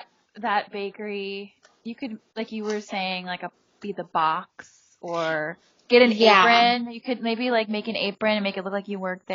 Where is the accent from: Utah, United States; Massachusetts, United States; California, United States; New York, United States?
California, United States; Los Angeles; I'm from San Pedro.